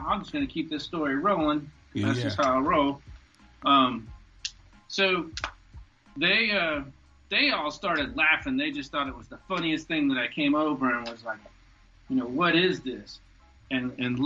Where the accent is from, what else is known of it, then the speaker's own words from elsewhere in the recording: Alabama, United States; moved away; also born or lived in Atlanta; while I was in Alabama, I grew up in the woods